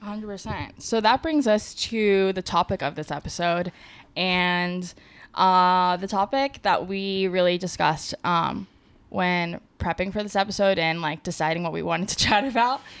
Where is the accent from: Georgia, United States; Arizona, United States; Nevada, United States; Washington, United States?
Nevada, United States; Las Vegas; moved away as an adult; also born or lived in San Diego; I'm from Vegas